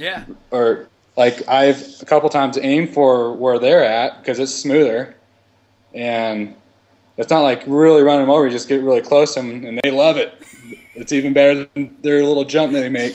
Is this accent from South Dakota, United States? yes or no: no; Idaho, United States; growing up in Idaho, and we we live like on the tree line in the the southern desert